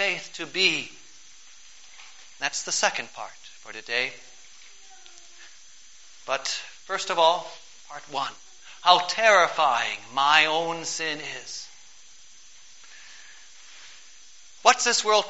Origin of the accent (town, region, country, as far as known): United States